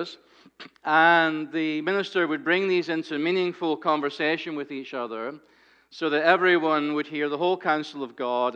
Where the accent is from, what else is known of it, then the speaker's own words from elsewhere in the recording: Scotland, United Kingdom; now in United States; When I was a child growing up in Scotland